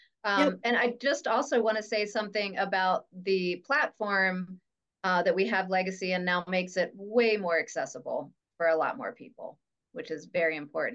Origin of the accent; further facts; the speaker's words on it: Lewes, Delaware, United States; moved away; When I was a child in Lewis, Delaware